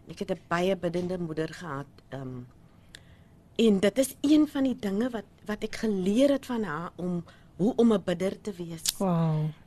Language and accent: Afrikaans; Manenberg, Western Cape, South Africa; ek gebore Loupshire. Ehm um, ja, ek het in Menenberg groot